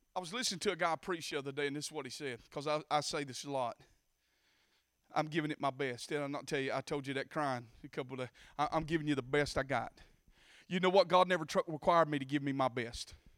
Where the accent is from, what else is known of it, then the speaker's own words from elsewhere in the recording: Bacon County, Georgia, United States; accent: country; I was raised in Bacon County